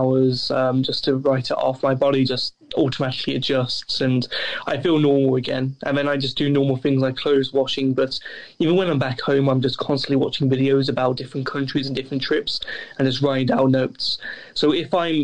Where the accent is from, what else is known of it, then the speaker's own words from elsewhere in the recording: Loughborough, East Midlands, United Kingdom; my hometown of Loughborough